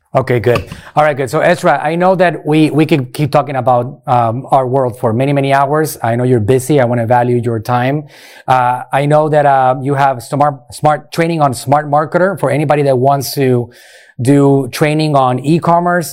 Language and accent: English; Puerto Rico; moved away as an adult; now in Clearwater, United States; Puerto Rico, uh, born and raised in Puerto